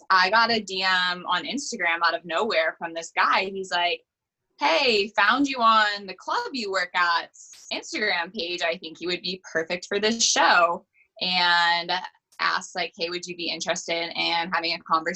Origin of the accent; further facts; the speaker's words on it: Michigan, United States; also born or lived in Charleston, South Carolina; I grew up in Michigan